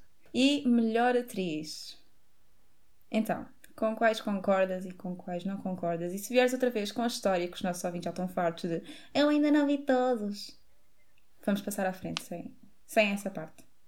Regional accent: Montijo, Setúbal, Portugal; nós somos do Montijo

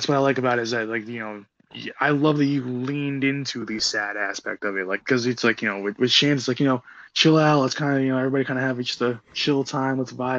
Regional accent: New Jersey, United States; now in New York, United States; was born and raised in Jersey, and obviously you know moved to the city and things like that.

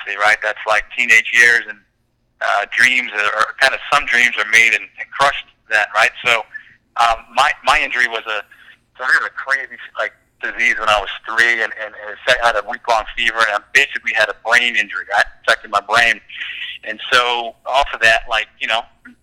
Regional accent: Chapel Hill, North Carolina, United States; I grew up in Chapel Hill in North Carolina

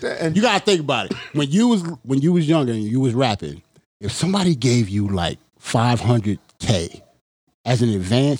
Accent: East Coast, United States; even though I'm from the East

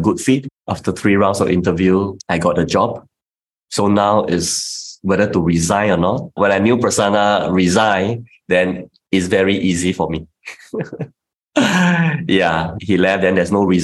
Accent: Singapore; as a Singaporean

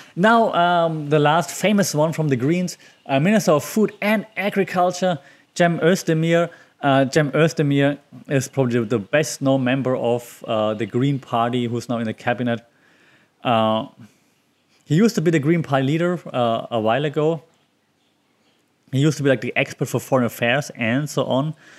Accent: Germany; now in Thailand

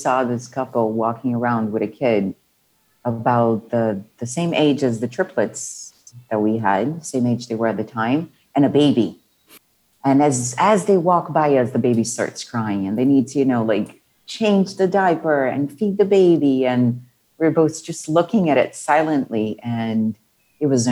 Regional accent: Brazil; moved away as an adult; now in Mexico; I am originally from Brazil, born and raised

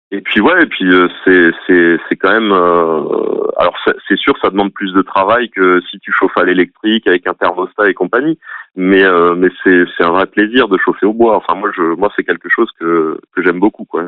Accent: Alsace, Grand Est, France; moved away as an adult; now in Nièvre, France; je viens d'Alsace à la base

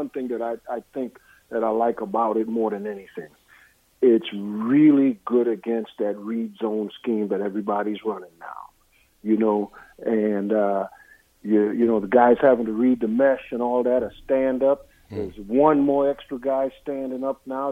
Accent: Trinidad & Tobago; moved away; I was born in Trinidad, West Indies

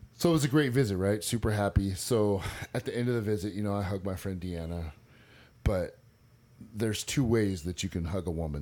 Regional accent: Northern California, United States; moved away as an adult; also born or lived in San Mateo, California / Stockton, California; now in Eastland, United States; I was born in San Mateo, California, um, June nineteenth, nineteen seventy-eight. I'm forty-three. I was raised by my father

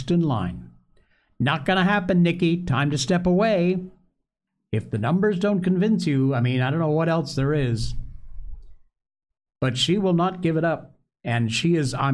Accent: Torrington, Connecticut, United States; from Torrington, Connecticut, my hometown

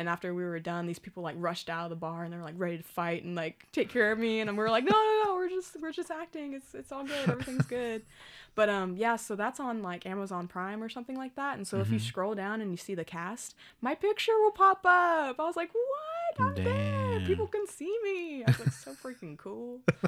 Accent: Oklahoma, United States; Dude, me too. It's okay. We're from Oklahoma.

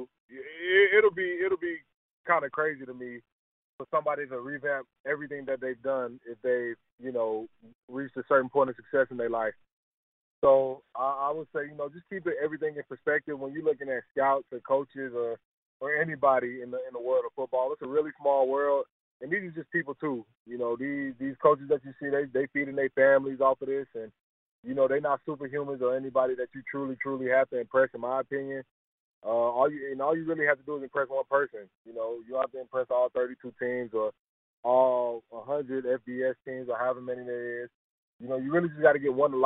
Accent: Georgia, United States; moved away as an adult; also born or lived in Purdue University, Indiana; I'm originally from Athonia, Georgia, which is a small city outside of Atlanta, about 30 minutes east

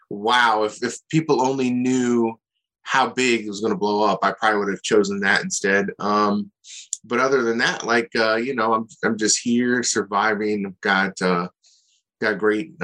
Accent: Akron, Ohio, United States; moved away as an adult; also born or lived in Athens, Ohio; now in Columbus, United States; growing up in Akron, I had kind of an average, okay lifestyle

